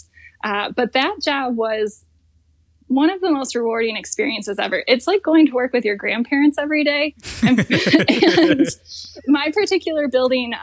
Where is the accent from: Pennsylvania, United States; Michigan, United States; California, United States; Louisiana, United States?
Michigan, United States; East Lansing; my college that was in my hometown, Michigan State University